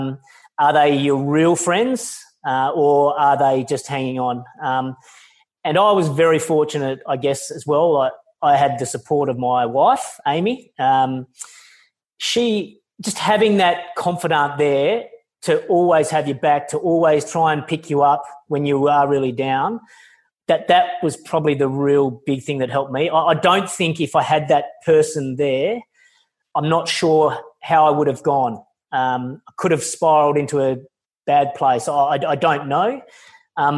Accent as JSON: {"language": "English", "country": "Australia", "said": "I'm Australian"}